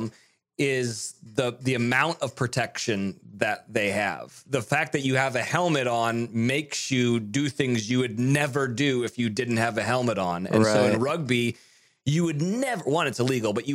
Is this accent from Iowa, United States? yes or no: no; Monterey, California, United States; also born or lived in Nashville; now in Studio City, United States; I'm from Monterey, Carmel area